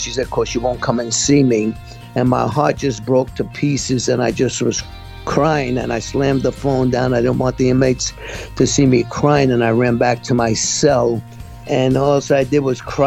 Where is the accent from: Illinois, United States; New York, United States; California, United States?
New York, United States; New York City; I was born and raised in Brooklyn, New York.